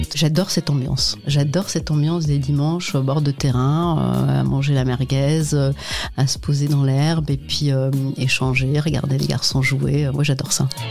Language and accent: French; Illzach, Grand Est, France; Je viens de, de, de Mulhouse, enfin d'Ilzac, plus précisément, d'un ce qu'on va appeler d'un quartier